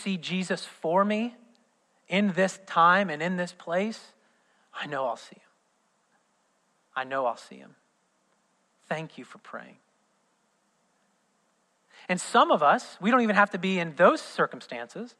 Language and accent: English; southern Indiana, United States; born or raised there